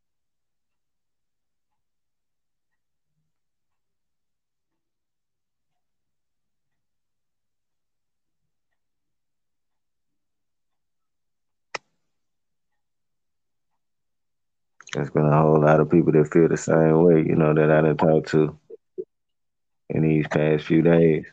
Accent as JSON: {"language": "English", "town": "Memphis", "region": "Tennessee", "country": "United States", "said": "the part of the city that I'm from. I'm from Southland"}